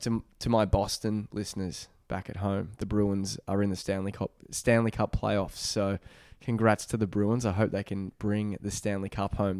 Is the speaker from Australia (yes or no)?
yes; Melbourne, Victoria, Australia; also born or lived in Adelaide; we're here today back in Beaumaris, my hometown